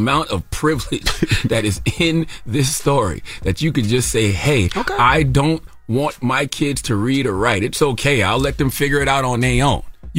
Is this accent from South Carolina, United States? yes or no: yes; South Carolina, United States; I am from South Carolina, born and raised, a state that passed the first law which prohibited teaching slaves to read and write.